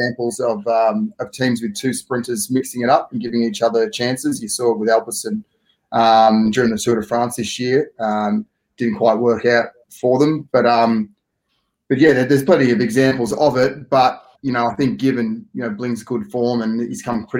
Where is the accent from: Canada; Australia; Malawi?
Australia; also born or lived in Italy; as an Aussie